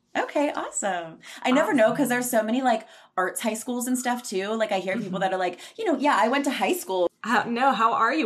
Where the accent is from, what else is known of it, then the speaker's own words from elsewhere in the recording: southwestern Pennsylvania, United States; now in Los Angeles, United States; I'm from southwestern Pennsylvania, and I was just back there for two weeks.